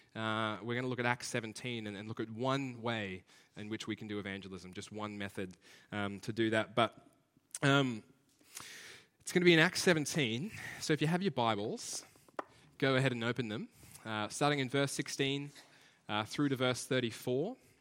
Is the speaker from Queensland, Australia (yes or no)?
yes; Brisbane, Queensland, Australia; we're from Brisbane